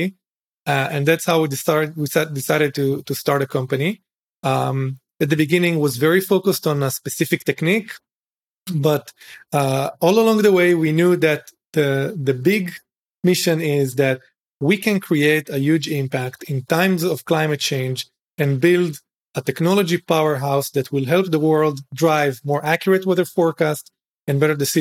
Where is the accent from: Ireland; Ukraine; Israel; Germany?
Israel; Galilee, Northern District; moved away as an adult; I grew up in Israel, in a moshav, in the Galil, family of farmers